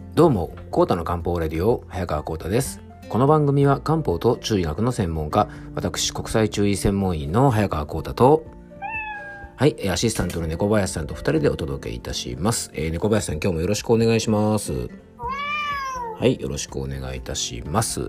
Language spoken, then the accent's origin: Japanese; Kofu, Yamanashi, Japan; 甲府駅ってところが僕の地元であって